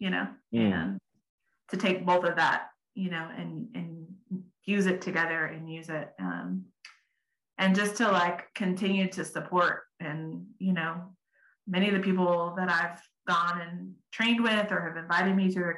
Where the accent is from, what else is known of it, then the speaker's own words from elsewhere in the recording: Southern California, United States; moved away as an adult; also born or lived in Middle East; I grew up in Southern California